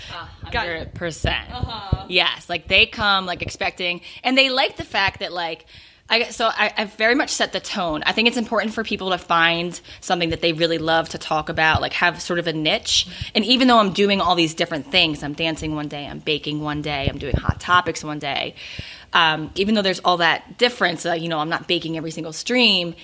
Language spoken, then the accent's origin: English; Philadelphia, Pennsylvania, United States; I'm from Philadelphia